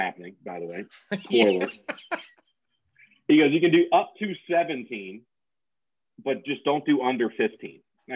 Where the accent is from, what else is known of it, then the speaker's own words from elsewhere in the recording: Nashville, Tennessee, United States; my hometown, so I had a lot of family and friends there